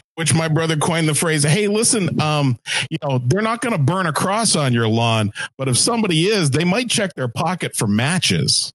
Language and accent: English; Canada; I'm Canadian.